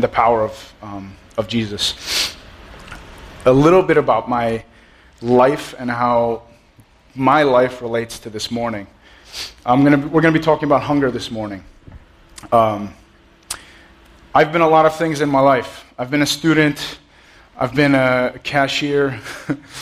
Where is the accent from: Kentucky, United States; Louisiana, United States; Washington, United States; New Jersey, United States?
New Jersey, United States; Allendale; I grew up in Allendale, which is like a few miles down the road. I'm a Jersey boy